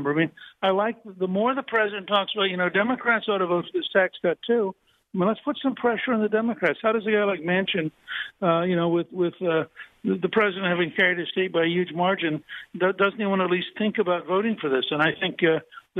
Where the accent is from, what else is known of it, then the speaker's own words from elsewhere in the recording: Harrisburg, Pennsylvania, United States; I was born in Harrisburg